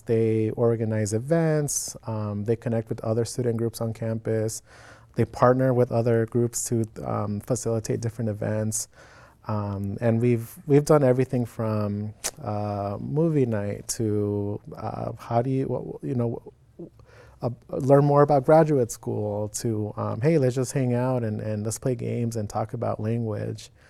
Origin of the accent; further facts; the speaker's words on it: Phoenix, Arizona, United States; moved away as an adult; now in Oregon, United States; I was born in Phoenix, Arizona born and raised